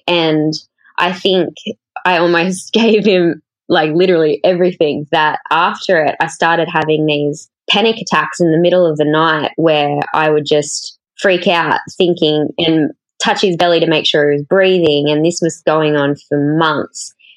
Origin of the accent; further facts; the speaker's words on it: Cowra, New South Wales, Australia; moved away; I grew up in a really small country town in central New South Wales